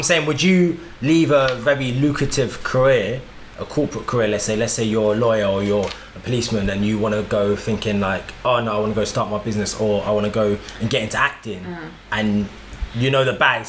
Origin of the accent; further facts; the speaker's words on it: Jamaica; Like, I'm Jamaican, so it's going to happen anyway.